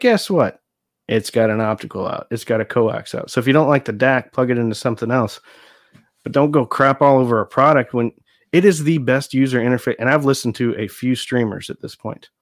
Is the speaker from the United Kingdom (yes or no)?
no; Nebraska, United States; moved away as an adult; now in Texas, United States; I grew up in Nebraska